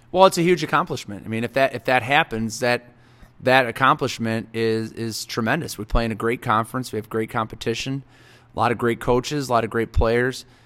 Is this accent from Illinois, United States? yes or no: yes; Marengo, Illinois, United States; growing up in Marengo